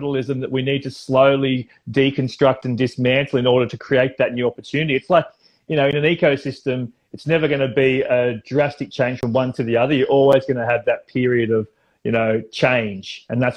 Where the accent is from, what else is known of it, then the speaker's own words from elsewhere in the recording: Central Coast of New South Wales, Australia; now in Manly, Australia; being an Australian and growing up on the central coast of New South Wales